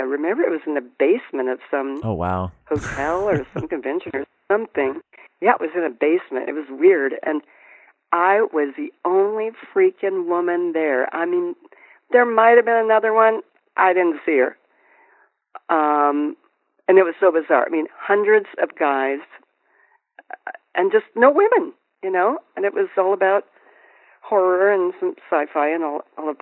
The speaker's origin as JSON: {"language": "English", "town": "Colorado Springs", "region": "Colorado", "country": "United States", "tie": "born or raised there", "said": "I grew up in Colorado Springs"}